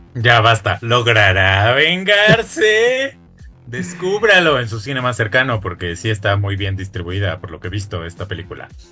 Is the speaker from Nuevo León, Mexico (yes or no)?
no; Mexico City, Mexico; como citadino, como chilango.